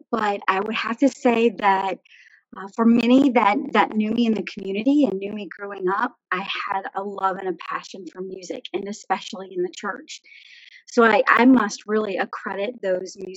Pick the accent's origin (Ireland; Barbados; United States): United States; Bowling Green, Virginia; I was born just outside of Bowling Green, Virginia, within Caroline County. I grew up there